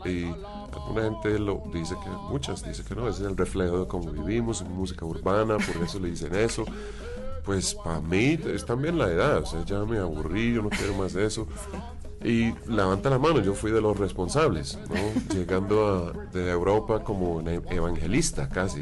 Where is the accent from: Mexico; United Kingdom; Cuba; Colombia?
United Kingdom; London; Spanish is a second language; moved away; yo siendo un inglés londinense